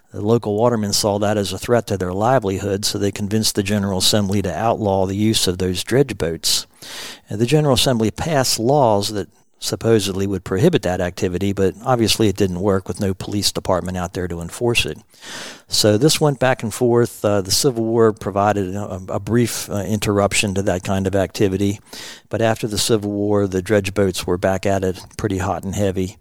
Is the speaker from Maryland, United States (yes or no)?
yes; Western Maryland, United States; I grew up here in Western Maryland